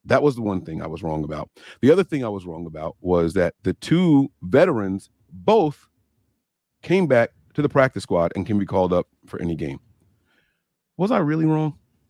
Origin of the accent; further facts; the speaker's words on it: New Jersey, United States; I'm from Jersey, bro.